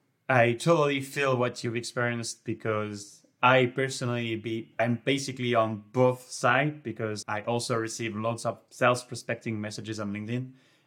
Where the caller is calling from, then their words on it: Montpellier, Occitania, France; And I'm calling from Montpellier, south of France.